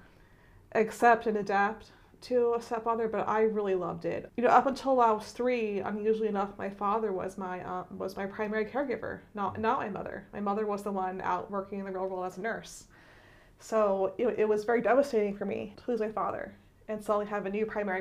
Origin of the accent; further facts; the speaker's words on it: Philadelphia, Pennsylvania, United States; moved away as an adult; also born or lived in Doylestown, Pennsylvania; I was born and raised in Philadelphia